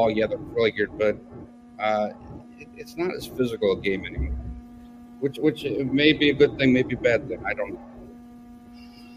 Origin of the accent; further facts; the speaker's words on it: Philadelphia, Pennsylvania, United States; my hometown 76ers